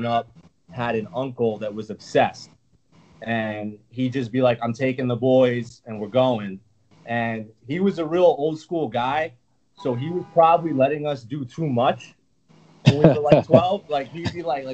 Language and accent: English; Hudson Valley, New York, United States; also born or lived in Brooklyn, New York; I'm from the Hudson Valley, which is like about an hour and a half north.